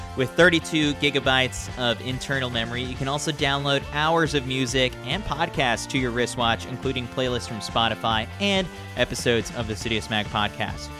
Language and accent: English; United States; I'm an American